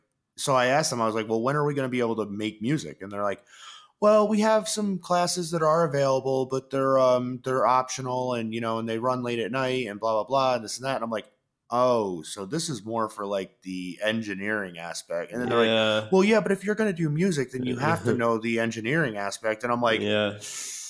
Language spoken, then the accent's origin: English; New York, United States; I grew up in New York